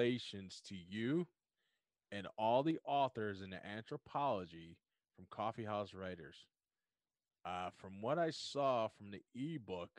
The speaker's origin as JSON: {"language": "English", "town": "Buffalo", "region": "New York", "country": "United States", "tie": "born or raised there", "said": "my hometown of Buffalo, New York"}